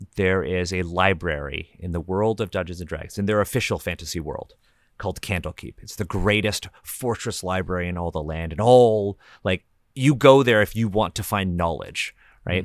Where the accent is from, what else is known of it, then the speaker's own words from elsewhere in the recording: Canada; we're all Canadian here